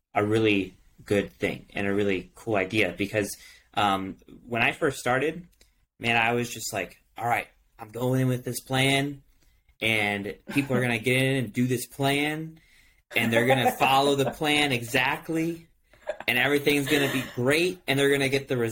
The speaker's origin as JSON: {"language": "English", "region": "Michigan", "country": "United States", "tie": "born or raised there", "said": "I grew up in Michigan, so they had this thing where you can return cans for 10 cents"}